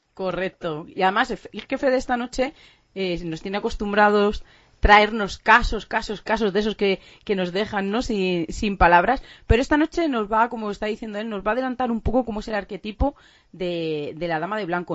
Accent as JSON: {"language": "Spanish", "country": "Spain", "said": "muy españoles, como muy de nuestra cultura"}